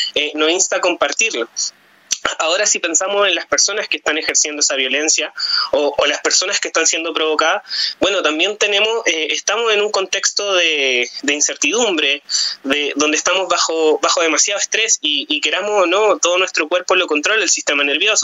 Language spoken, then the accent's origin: Spanish; Chile